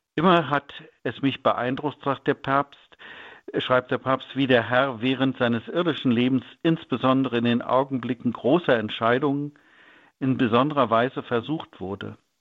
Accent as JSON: {"language": "German", "region": "North Rhine-Westphalia", "country": "Germany", "said": "bei uns in Nordrhein-Westfalen"}